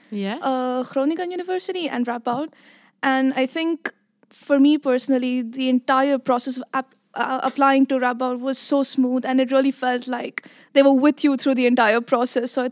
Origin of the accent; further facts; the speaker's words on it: Abu Dhabi, United Arab Emirates; now in Netherlands; So I grew up in Abu Dhabi, but mm-hmm. ethnically I am Indian.